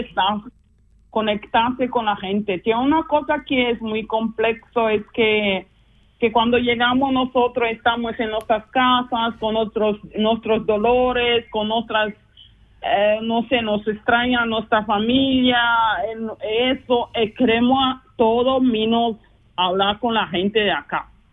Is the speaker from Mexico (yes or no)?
no; Luanda, Luanda Province, Angola; Spanish is a second language; moved away as an adult; now in Basel, Switzerland; yo soy de Angola, eh, vivo ahora hace casi, no casi, 24 años en Suiza, siempre región de Basilea